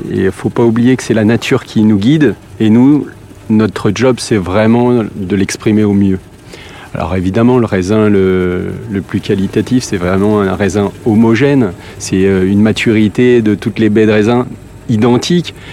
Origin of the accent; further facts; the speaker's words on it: Grand Est, France; Donc moi je suis originaire de Champagne et voilà donc je suis passé de, de la bulle au vin rouge de très belle qualité.